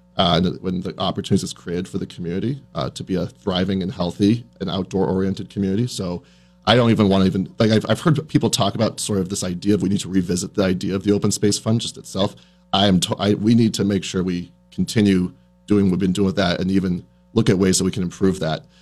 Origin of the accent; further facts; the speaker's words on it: New Hampshire, United States; moved away as an adult; also born or lived in Syracuse, New York; now in South Burlington, United States; I grew up in New Hampshire, about two hours away from here